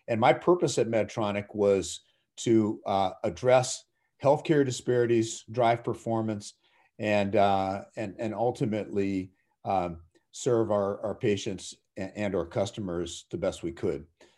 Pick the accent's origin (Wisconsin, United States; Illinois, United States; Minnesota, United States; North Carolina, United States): Minnesota, United States; So I grew up in the Twin Cities